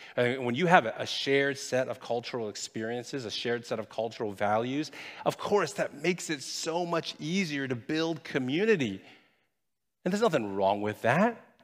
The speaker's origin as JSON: {"language": "English", "country": "United States", "said": "I'm Chinese by ethnicity. I'm American by nationality, and I'm proud of being both"}